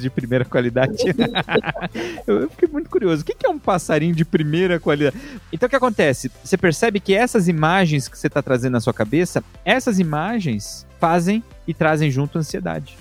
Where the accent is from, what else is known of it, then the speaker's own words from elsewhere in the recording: São Paulo, Brazil; eu lembro quando eu era criança, em São Miguel Paulista, sou da Zona Leste de São Paulo